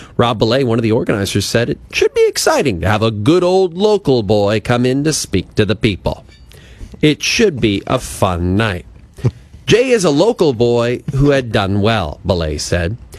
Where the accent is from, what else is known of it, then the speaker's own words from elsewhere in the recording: Athabasca, Alberta, Canada; moved away; my hometown of Athabasca